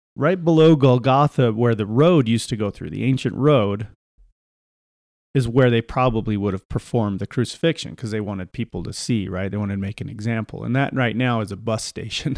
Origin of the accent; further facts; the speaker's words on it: Salt Lake City, Utah, United States; Salt Lake City